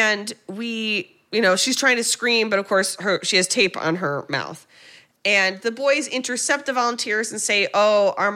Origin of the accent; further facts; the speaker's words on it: United States; as an American